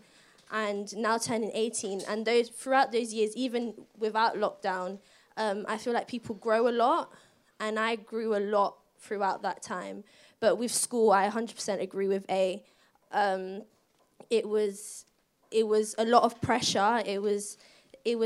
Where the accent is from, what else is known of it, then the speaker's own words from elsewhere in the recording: London, United Kingdom; I come from here, Brixton